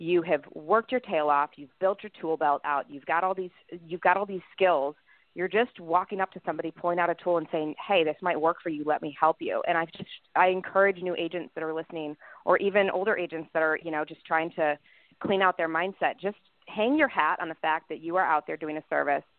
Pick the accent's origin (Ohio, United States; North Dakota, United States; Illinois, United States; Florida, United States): Illinois, United States; Chicago; also born or lived in Los Angeles; now in Nashville, United States; growing up in Chicago, moving to LA, moving to Nashville.